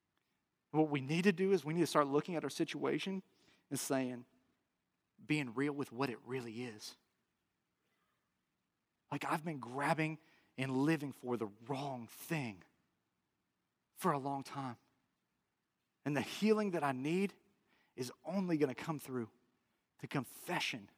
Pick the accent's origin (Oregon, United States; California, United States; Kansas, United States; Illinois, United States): Illinois, United States; Chicago; I'm from the Chicago area